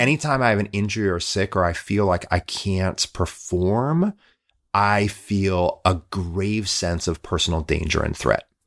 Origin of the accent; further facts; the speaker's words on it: Midwest, United States; I'm a Midwesterner